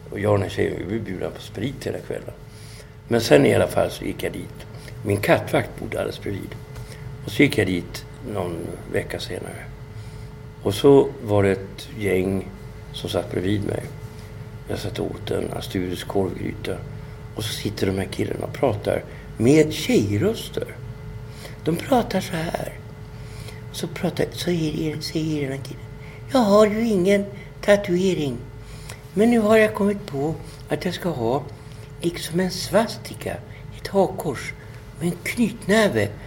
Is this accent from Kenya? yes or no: yes; Kenya; alltså jag tycker att det, som kenyan så tycker jag, vad fan är det som har hänt?